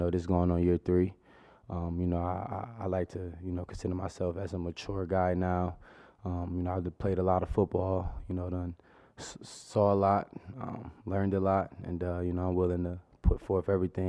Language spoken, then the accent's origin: English; New Jersey, United States; You know, I'm from New Jersey, so it wasn't too much of a culture shock.